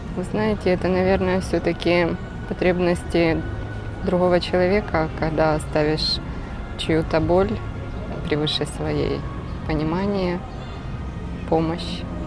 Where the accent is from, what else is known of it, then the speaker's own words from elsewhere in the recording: Kyiv, Ukraine; я из Киева